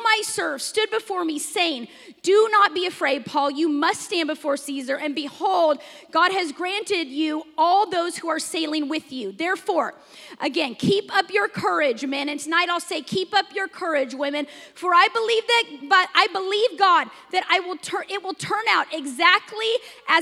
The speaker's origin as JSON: {"language": "English", "region": "Washington", "country": "United States", "moved": "yes", "lives_now": "Texas, United States", "said": "I'm from Washington, and in Washington, we have no severe weather"}